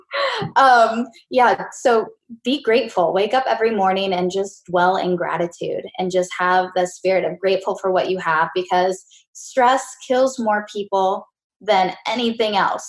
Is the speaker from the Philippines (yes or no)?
no; Mexico; I was born in Mexico